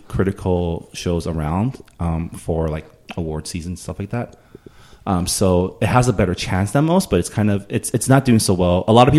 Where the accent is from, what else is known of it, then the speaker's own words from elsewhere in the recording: Canada; I am of Canadian nationality. I am of Chinese descent, and I am of American culturally.